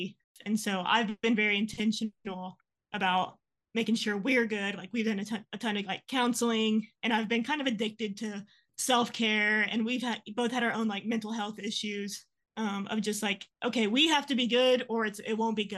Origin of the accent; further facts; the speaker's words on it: San Angelo, Texas, United States; San Angelo. It's like 3 hours from here.